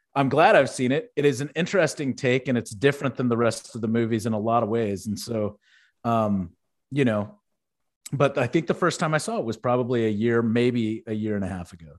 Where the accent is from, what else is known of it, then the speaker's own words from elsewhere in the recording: Houston, Texas, United States; where I grew up in Houston, we had Astroworld